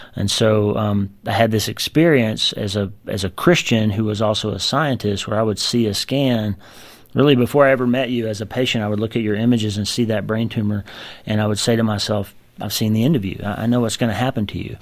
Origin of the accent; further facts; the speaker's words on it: United States; born or raised there